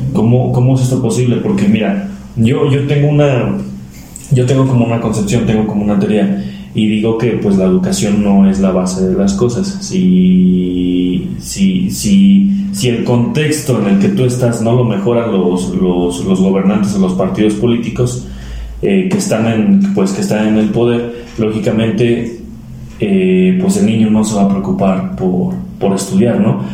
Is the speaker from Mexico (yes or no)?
yes; Mineral del Chico, Hidalgo, Mexico; En mi pueblo, en del Chico